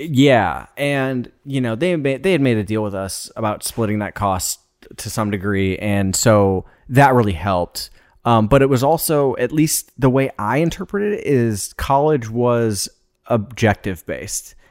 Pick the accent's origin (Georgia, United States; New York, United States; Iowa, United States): Iowa, United States; Des Moines; landed in Des Moines. All of us grew up there